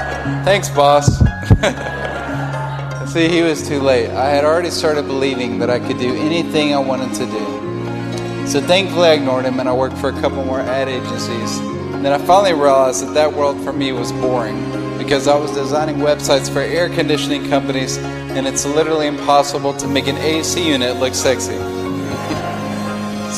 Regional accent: Hendersonville, Tennessee, United States; also born or lived in Nashville, Tennessee; I was born in Nashville, Tennessee, and I grew up in a suburb called Hendersonville

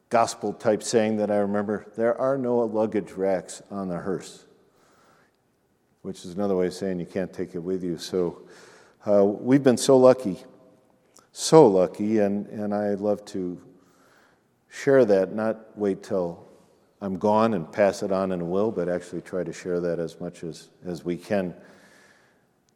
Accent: United States; We're from America.

